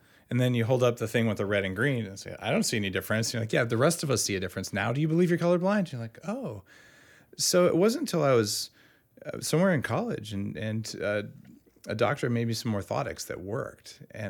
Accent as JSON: {"language": "English", "region": "New Mexico", "country": "United States", "also_born_or_lived": "Bay Area", "lives_now": "California, United States", "said": "And I'm from New Mexico originally."}